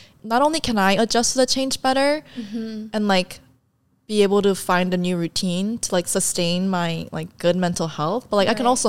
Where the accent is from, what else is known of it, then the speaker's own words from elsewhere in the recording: South Korea; also born or lived in San Diego, United States; And then my family like immediately moved back to Korea. And the reason for all the moves, because of my dad's job, like he was like placed in different